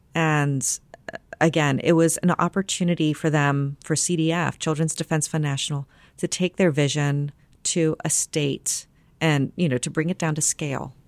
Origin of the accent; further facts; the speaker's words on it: near Dayton, Ohio, United States; also born or lived in San Antonio, Texas; I moved to Ohio when I was about five and a half years old.